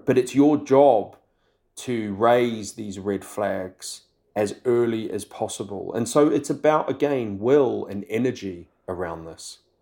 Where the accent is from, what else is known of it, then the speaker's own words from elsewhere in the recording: New Zealand; I'm from New Zealand